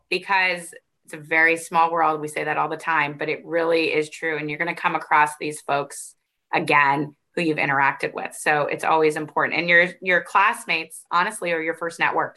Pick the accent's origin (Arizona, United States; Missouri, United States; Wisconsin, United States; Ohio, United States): Arizona, United States; I grew up in Arizona